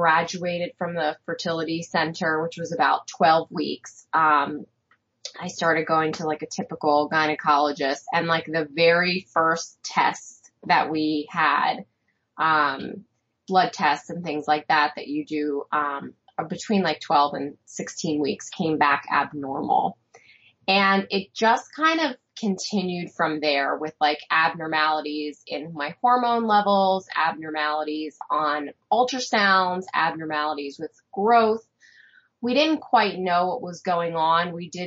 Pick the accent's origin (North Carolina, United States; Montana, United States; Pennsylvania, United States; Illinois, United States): Pennsylvania, United States; Bucks County; moved away as an adult; also born or lived in Maryland; now in Carroll County, Maryland, United States; I grew up outside of Bucks County, or in Bucks County, Pennsylvania, which is outside of Philly